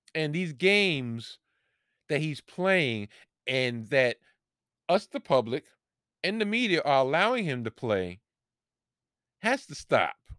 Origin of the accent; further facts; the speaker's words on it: New York, United States; here in my home state, in my home city in New York